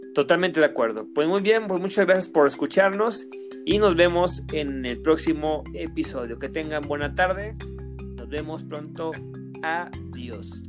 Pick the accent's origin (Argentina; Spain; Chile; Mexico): Mexico; como mexicanos, como población